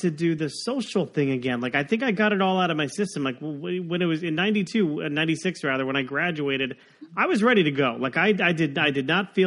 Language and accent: English; South Florida, United States; I grew up in South Florida